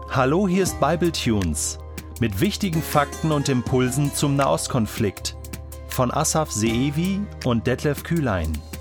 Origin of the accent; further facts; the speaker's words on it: Israel; In dem Ort, wo ich aufgewachsen bin